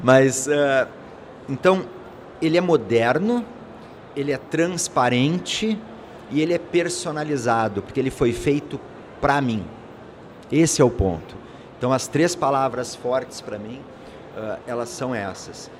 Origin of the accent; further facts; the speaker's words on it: Brazil; A gente tem um problema como brasileiro